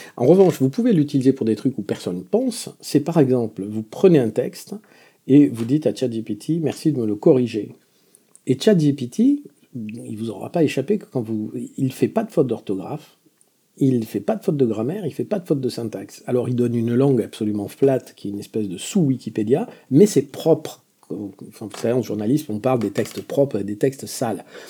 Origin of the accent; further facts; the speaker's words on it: Béarn, Nouvelle-Aquitaine, France; accent: Béarnais (within a Parisian accent); moved away; also born or lived in Paris; Peut-être vous avez remarqué une pointe d'accent dans mon, dans mon accent parisien, qui est un accent béarnais. Je suis fondamentalement béarnais